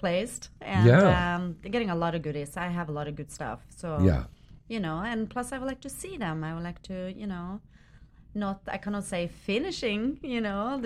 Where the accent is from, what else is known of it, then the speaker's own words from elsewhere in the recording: Norway; moved away as an adult; now in United States; I came all the way from Norway.